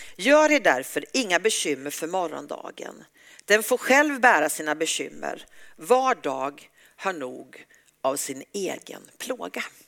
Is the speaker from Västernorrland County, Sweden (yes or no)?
no; Uppsala, Uppsala County, Sweden; jag är en, missionär från Uppsala